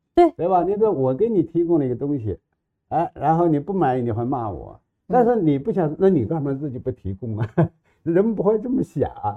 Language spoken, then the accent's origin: Chinese; Loess Plateau, China; 办在黄土高原的山沟儿里边儿